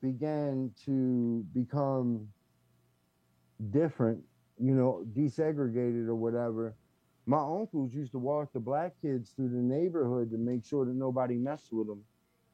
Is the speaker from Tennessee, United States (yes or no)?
no; Baltimore, Maryland, United States; I'm originally from Gilmore and Pratt. And if y'all don't know where that is, that's the hood